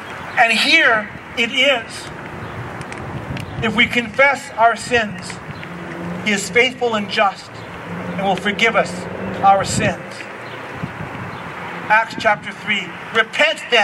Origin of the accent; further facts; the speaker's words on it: Coquihalla River area, BC, British Columbia, Canada; me and some buddies, we used to go inner tubing down the Coquihalla River